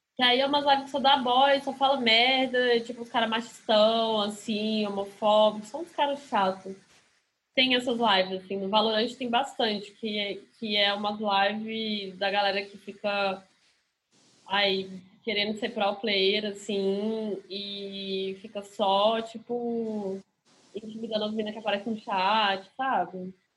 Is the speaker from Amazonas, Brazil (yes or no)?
no; Brasília, Federal District, Brazil; also born or lived in Rio de Janeiro; now in São Paulo, Brazil; eu sou de Brasília, não sou daqui